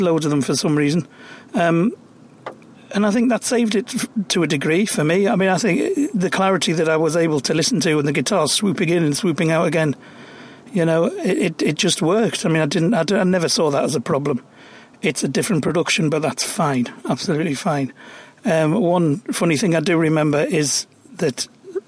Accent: County Durham, North East England, United Kingdom; I grew up in County Durham, where there's steel towns

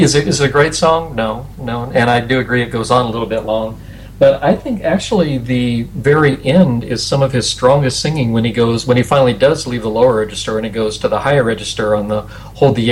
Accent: United States; As an American

